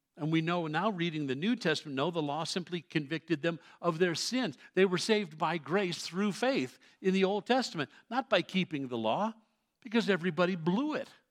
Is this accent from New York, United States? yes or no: yes; New York City, New York, United States; I grew up in New York City as a Roman Catholic kid